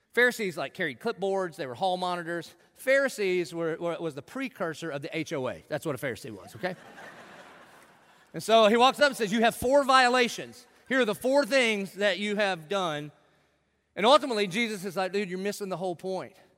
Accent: South Carolina, United States; I grew up in in South Carolina in the 70s and 80s

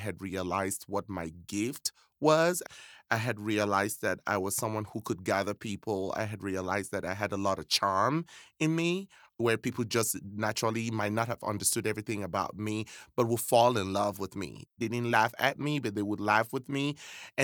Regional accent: Cameroon; moved away; I was born and raised in West Africa, precisely Cameroon

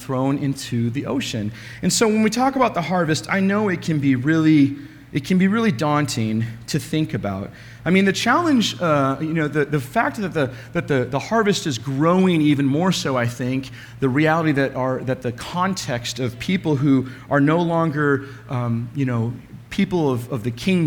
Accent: Alaska, United States; when I was a kid growing up in Alaska

